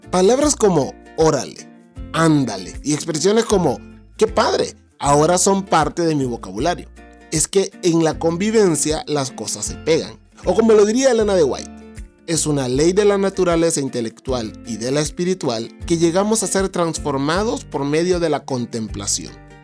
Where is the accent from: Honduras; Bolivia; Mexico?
Honduras; y los hondureños tenemos una forma particular de hablar. Pero si vos me estás escuchando desde Honduras, sabes que mi forma de hablar ya no se parece a la forma de hablar de los hondureños.